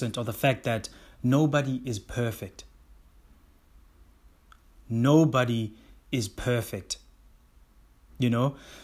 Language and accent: English; South Africa; I am a South African black man of color